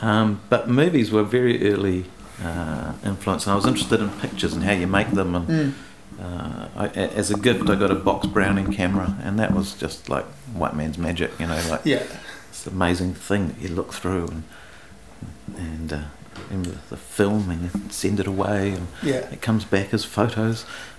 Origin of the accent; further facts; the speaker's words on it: New Zealand; English is a second language; And Yeah, I grew up in New Zealand. I couldn't speak a word of English the first day I went to school.